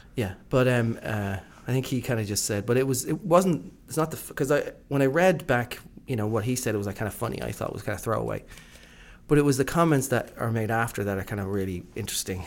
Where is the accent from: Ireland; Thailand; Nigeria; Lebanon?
Ireland; I'm from Ireland